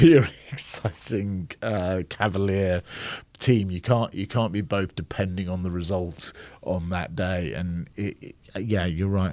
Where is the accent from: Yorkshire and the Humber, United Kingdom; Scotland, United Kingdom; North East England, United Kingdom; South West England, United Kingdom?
Scotland, United Kingdom; I was born in Scotland. Um, But I was very split down the middle, 'cause, uh, both my parents were English.